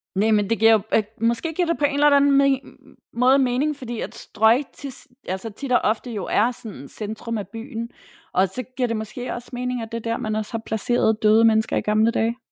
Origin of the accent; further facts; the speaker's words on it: Tappernøje, Zealand, Denmark; jeg er vokset op i Tabernøje først, og så i følge efterfølgende, men øh, det er ikke så langt fra Hårlev.